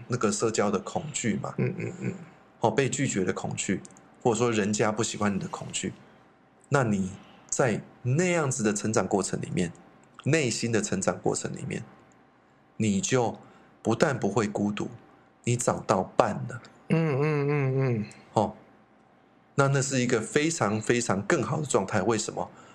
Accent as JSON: {"language": "Chinese", "country": "Taiwan", "said": "我们台湾人"}